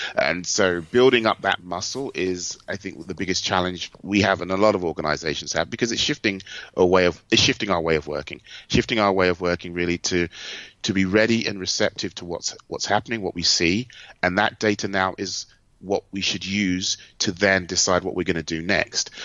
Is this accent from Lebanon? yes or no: no; United Kingdom; moved away as an adult; also born or lived in Germany; now in United States; being a Brit, I kind of grew up as a marketer with Aldi and Lidl